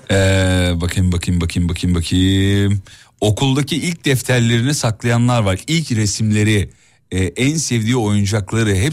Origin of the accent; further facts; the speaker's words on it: Sivas, Sivas Province, Turkey; Ben Sivaslıyım.